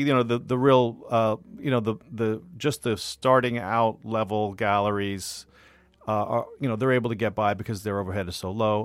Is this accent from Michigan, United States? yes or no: no; Bay Area, California, United States; moved away as an adult; also born or lived in Los Angeles / New York; I grew up in the Bay Area, and I went to art school at Otis in L